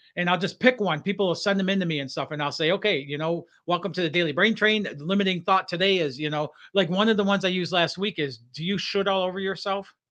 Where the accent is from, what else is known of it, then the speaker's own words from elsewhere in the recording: Detroit, Michigan, United States; growing up in Detroit area